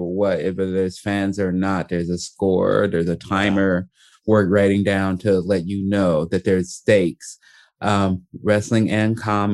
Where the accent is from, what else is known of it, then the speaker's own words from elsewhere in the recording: Chicago, Illinois, United States; also born or lived in Portland; now in Los Angeles, United States; growing up in Chicago